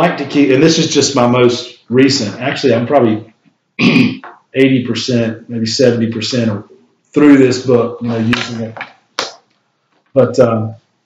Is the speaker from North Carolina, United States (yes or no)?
yes; Shelby, North Carolina, United States; I'm from Shelby, North Carolina.